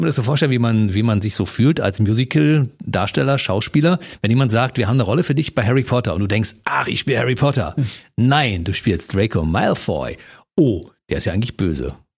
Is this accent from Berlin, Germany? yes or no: yes; Berlin, Germany; Ich komme aus, aus Ostberlin, also DDR